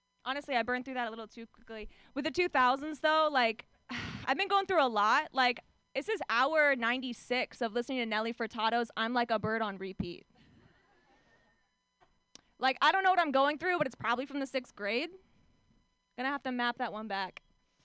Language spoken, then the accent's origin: English; Orange County, California, United States; I'm from Orange County, California